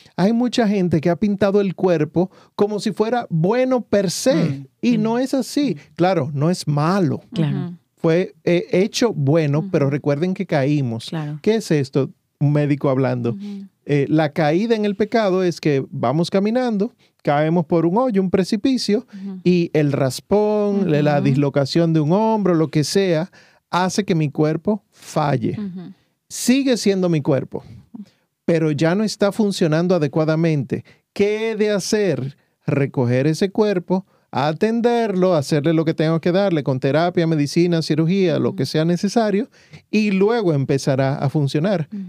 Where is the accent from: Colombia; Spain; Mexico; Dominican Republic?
Dominican Republic; Santo Domingo; moved away; Yo soy médico de profesión, vengo de Santo Domingo, la República Dominicana, y allá entonces estudié la medicina y trabajé varios años